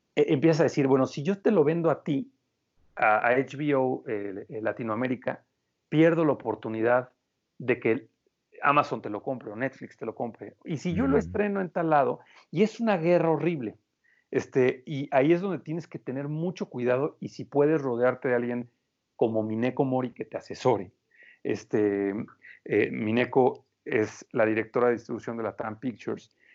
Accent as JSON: {"language": "Spanish", "town": "Morelia", "region": "Michoacán", "country": "Mexico", "also_born_or_lived": "Spain", "moved": "as an adult", "lives_now": "Mexico City, Mexico", "said": "Yo vengo de Morelia, Michoacán"}